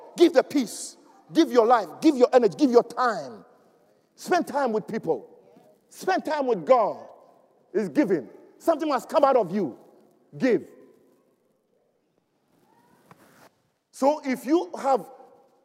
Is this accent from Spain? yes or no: no; Ghana; There's a situation in Africa, my home country, where you can see the Fulanis actually herding their cows and they walk through streets, the main streets of Accra